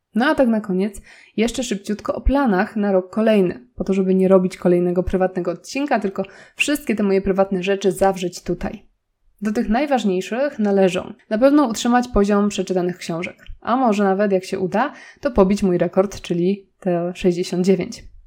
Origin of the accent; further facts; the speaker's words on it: Nowy Sącz, Lesser Poland, Poland; moved away as an adult; also born or lived in Warsaw; zamieszkaliśmy w mojej rodzinnej miejscowości, czyli w Nowym Sączu